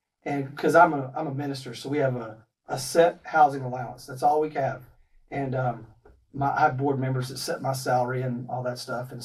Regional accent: Texas, United States; moved away; also born or lived in Ohio; I'm from Texas. My wife is from Florida, and we met in Ohio.

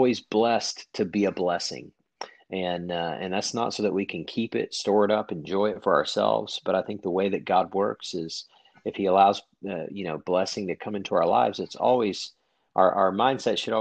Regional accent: Oklahoma City, Oklahoma, United States; moved away as an adult; also born or lived in Northeast Georgia; I grew up in Oklahoma City, graduated from high school

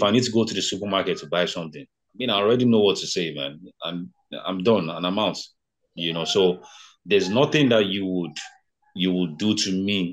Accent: Ota, Ogun State, Nigeria; first language Yoruba; English is a second language; moved away as an adult; I come from Ota, from Ogun State, Ota. My hometown is called Ota

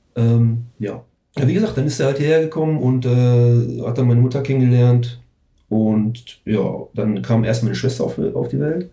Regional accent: Herten, North Rhine-Westphalia, Germany; also born or lived in Recklinghausen; ich bin 1977 in Herten geboren. Das ist halt so ein Vorort von Recklinghausen

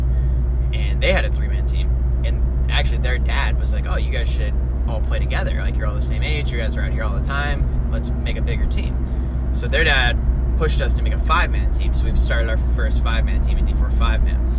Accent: Cleveland, Ohio, United States; moved away as an adult; also born or lived in Boston area; I'm from the Cleveland area

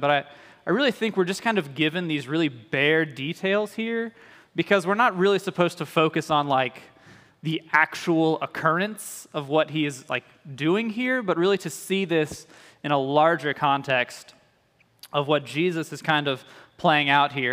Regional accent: Louisiana, United States; moved away; I'm from Louisiana, so when I went back to, uh, Louisiana for school, it was kind of a getting to go home

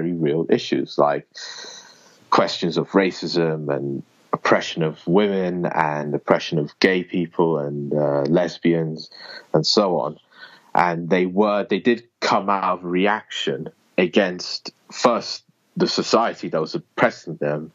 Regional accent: United Kingdom; I'm from Britain, or the United Kingdom

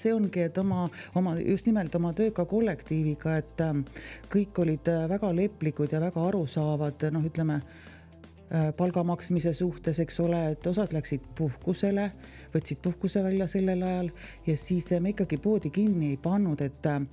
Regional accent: near Põltsamaa, Jõgeva County, Estonia; ise tegelikult olen sealtkandist pärit, täitsa naaberkülast, kust on Netsaja küla poisid

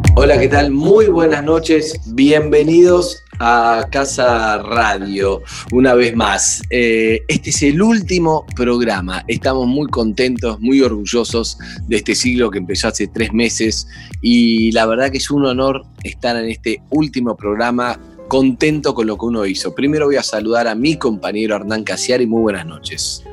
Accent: Argentina; somos argentinos

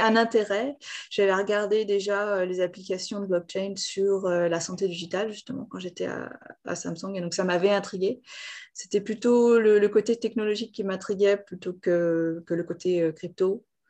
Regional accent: Lyon, Auvergne-Rhône-Alpes, France; moved away as an adult; also born or lived in Japan; now in Seoul, South Korea; J'étais à Lyon. Je suis de Lyon à la base.

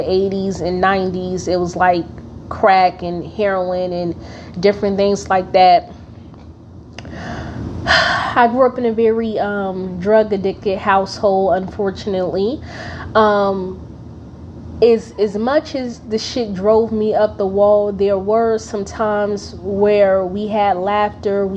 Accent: Newark, New Jersey, United States; I'm from Newark, New Jersey

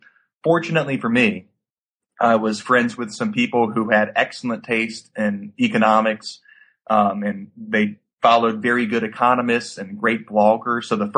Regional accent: Baton Rouge, Louisiana, United States; But I grew up in Baton Rouge, went to school at Louisiana State University here in town.

